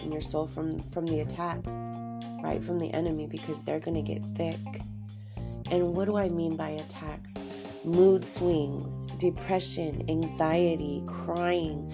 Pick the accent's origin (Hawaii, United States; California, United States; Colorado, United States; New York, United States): California, United States; Southern; I grew up down in Southern California